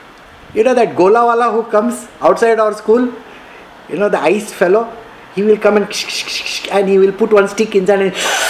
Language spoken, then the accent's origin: English; India; born there; I was born in India. So I am an Indian.